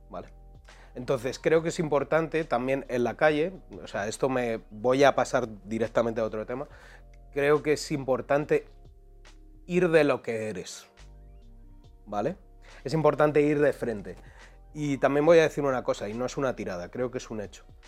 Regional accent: Madrid, Community of Madrid, Spain; yo soy de Quintana

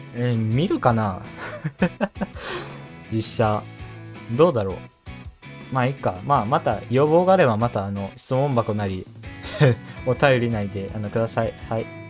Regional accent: Okayama, Japan; 私、あの、岡山県出身でございます

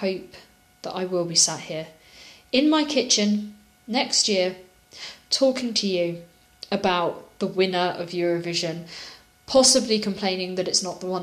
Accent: United Kingdom; I'm British.

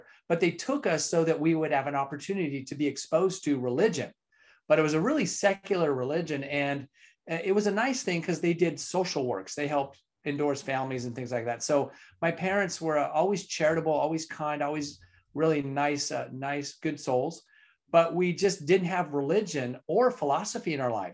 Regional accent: California, United States; I was born and raised in California

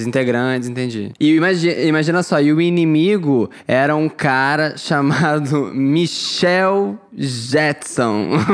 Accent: Brazil; eu sou do Brasil

